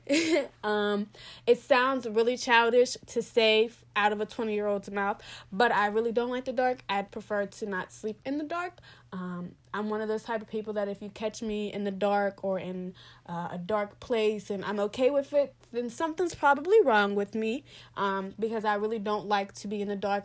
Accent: Pittsburgh, Pennsylvania, United States; moved away; I'm originally from Pittsburgh, P

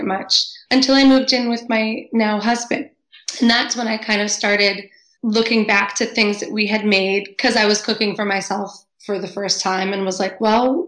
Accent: Cape Cod, Massachusetts, United States; growing up on Cape Cod

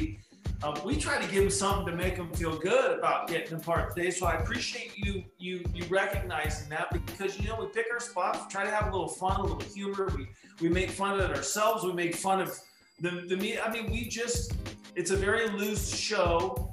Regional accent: Orange, California, United States; also born or lived in Yorba Linda, California; growing up in Orange County, and particularly in the city of Orange

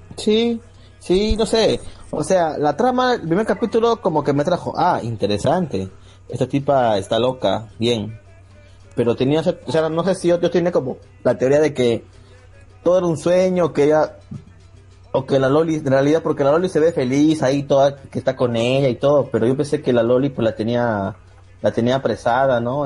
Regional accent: Lima, Peru; soy de Lima, Perú

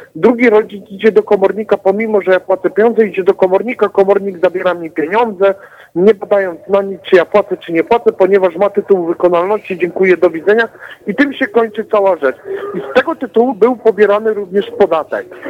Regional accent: Katowice, Silesian Voivodeship, Poland; jestem z Katowic

